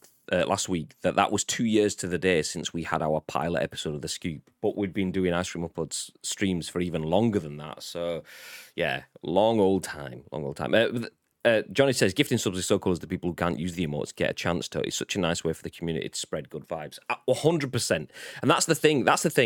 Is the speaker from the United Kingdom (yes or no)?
yes; the North of England, United Kingdom; I've been a Northerner my whole life, and now I'm Southern.